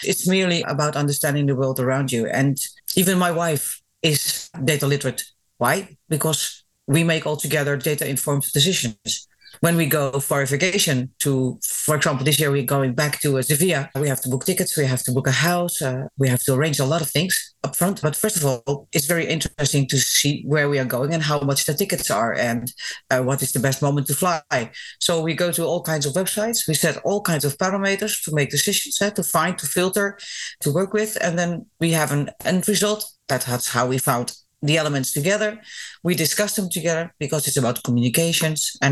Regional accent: Netherlands; I'm half Greek, half Dutch.

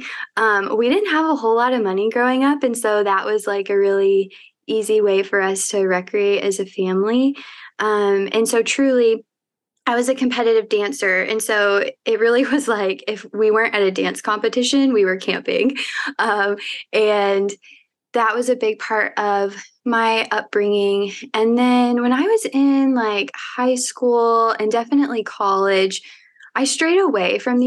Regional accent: Evansville, Indiana, United States; born or raised there; moved away as an adult; also born or lived in Bloomington, Indiana; now in Indianapolis, United States

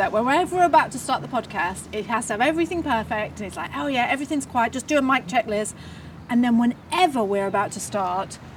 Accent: New Plymouth, Taranaki, New Zealand; I've got to say, now I don't know whether this is because we're from farmerland, like you know, we're from New Plymouth.

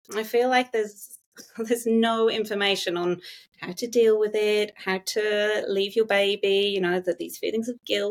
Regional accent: England, United Kingdom; moved away as an adult; now in Gosford, Australia; Me and my husband, we met at university, so we're both English

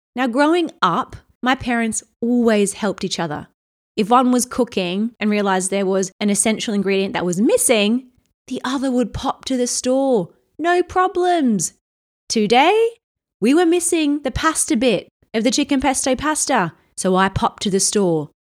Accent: Australia; now in London, United Kingdom; I'm from Australia originally

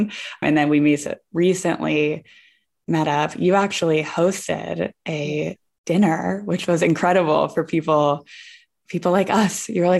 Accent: Pittsburgh, Pennsylvania, United States; So for me, since I'm from Pittsburgh, like Vermont, which is the East Coast, it just feels like home when I'm with people from that side of the country.

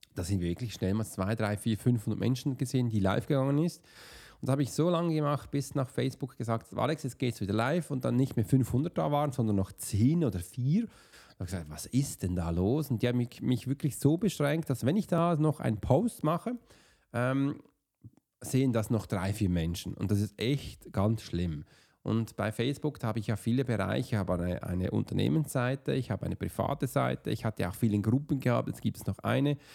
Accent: Switzerland; als Swiss Profiler, oder als Schweizer

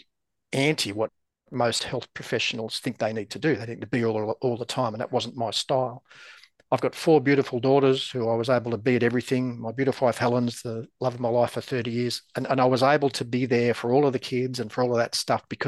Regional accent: Australia; I'm from Australia

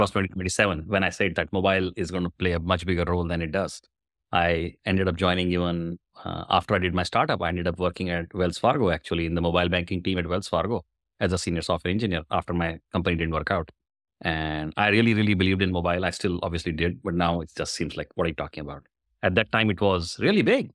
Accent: India; moved away as an adult; now in Bay Area, United States; I was born in India, long time back, I say, I suspect. I'm a software engineer, did my engineering in software, moved to U S in ninety-seven

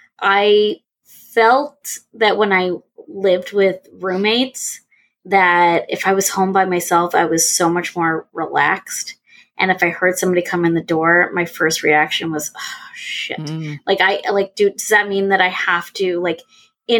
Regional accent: New York, United States; moved away; also born or lived in Indiana; I'm from New York. We went to school in Indiana.

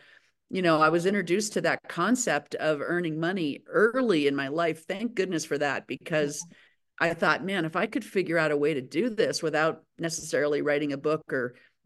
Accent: Aspen, Colorado, United States; I'm born and raised in Aspen, Colorado

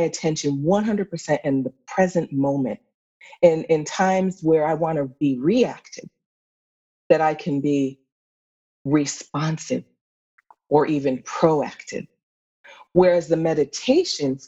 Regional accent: Pittsfield, Massachusetts, United States; I grew up in Pittsfield, Massachusetts

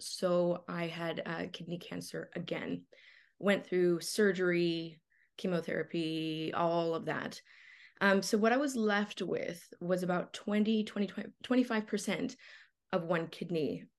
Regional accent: Los Angeles, California, United States; born there; So, you know, I was born in Los Angeles, like very normal, very like ordinary circumstances.

